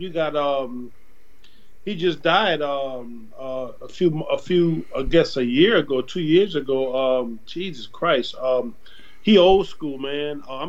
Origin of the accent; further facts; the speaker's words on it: Donaldsonville, Louisiana, United States; I grew up in a town called Donaldsonville, Louisiana. We're in between Baton Rouge and New Orleans, all right, like dead center. Country town on the river, Mississippi River. We got parishes down here, small town